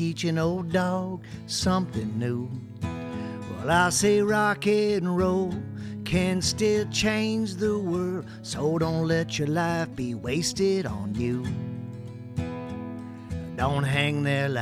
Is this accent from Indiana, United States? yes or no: no; Ohio, United States; also born or lived in upstate New York; now in Tennessee, United States; I am from the Buckeye State. I was born in upstate New York. My mom's Canadian, actually. And then, no offense to you Hoosiers, I'm from Ohio. I'm a Buckeye. But I live in Tennessee now